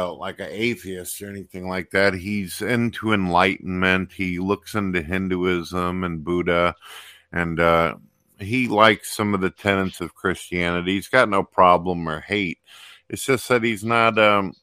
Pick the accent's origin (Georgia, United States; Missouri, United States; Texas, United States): Missouri, United States; I'm from Misery